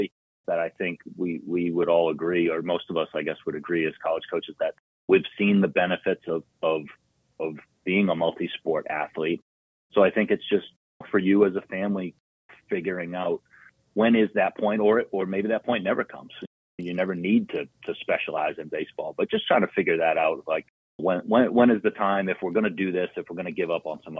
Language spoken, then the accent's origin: English; Boston, Massachusetts, United States; I'm from Massachusetts. I grew up in South Boston